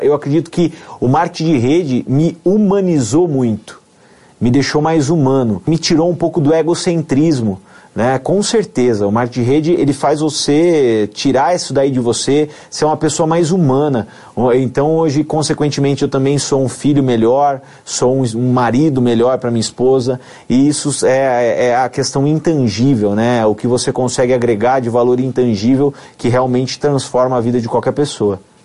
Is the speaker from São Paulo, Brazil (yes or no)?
yes; Amparo, São Paulo, Brazil; also born or lived in Campinas; sou nascido em Campinas, né? passei toda a minha infância, adolescência em Amparo